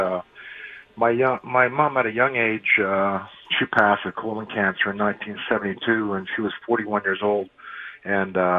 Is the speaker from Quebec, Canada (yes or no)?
yes; Montreal, Quebec, Canada; we grew up in Montreal